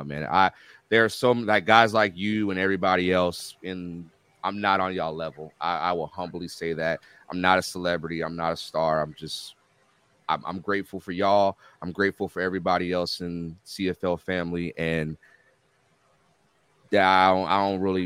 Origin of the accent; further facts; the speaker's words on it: United States; I'm from the States.